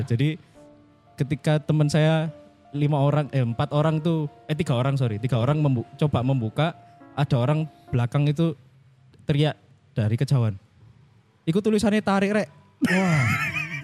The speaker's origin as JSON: {"language": "Indonesian", "region": "East Java", "country": "Indonesia", "said": "saya dari Klaker mas, kelayatan"}